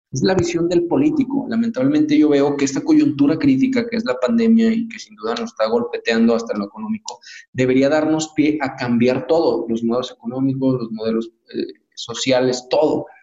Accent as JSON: {"language": "Spanish", "country": "Mexico", "said": "qué es lo que necesitamos como mexicanos"}